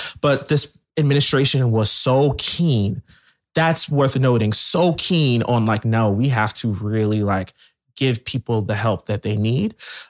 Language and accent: English; Camden, New Jersey, United States; born there; oh, I was born in Camden. Like, I'm like, I done seen stuff.